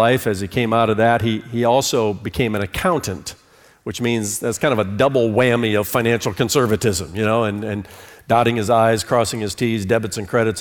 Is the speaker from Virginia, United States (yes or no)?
no; Fort Wayne, Indiana, United States; moved away as an adult; also born or lived in New York City / Charlotte, North Carolina; moved me from Fort Wayne, Indiana, which was my hometown, to New York City